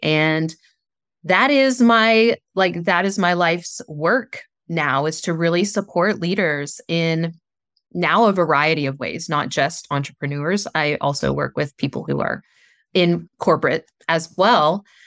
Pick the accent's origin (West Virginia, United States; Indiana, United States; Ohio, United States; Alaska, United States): West Virginia, United States; Southern; I grew up in Southern West Virginia, a very small town